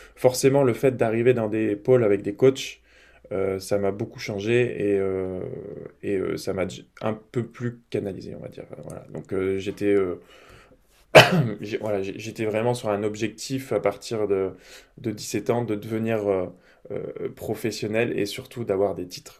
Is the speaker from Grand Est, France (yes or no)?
no; Grenoble, Auvergne-Rhône-Alpes, France; moved away as an adult; now in Lille, France; je suis des montagnes, je suis grenoblois à la base